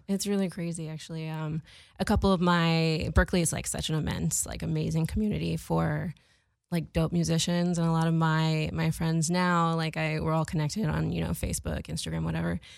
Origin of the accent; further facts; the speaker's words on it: Boston, Massachusetts, United States; I was growing up in Boston